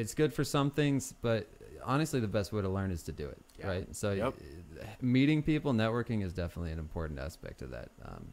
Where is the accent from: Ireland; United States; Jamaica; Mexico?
United States; Grass Valley, California; born or raised there; also born or lived in Alameda, California